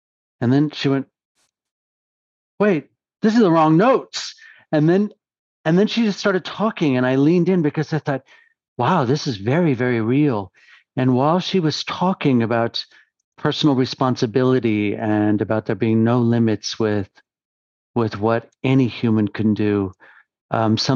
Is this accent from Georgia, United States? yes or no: no; Los Angeles, California, United States; I'm from the Los Angeles area in California, and I was 17 years old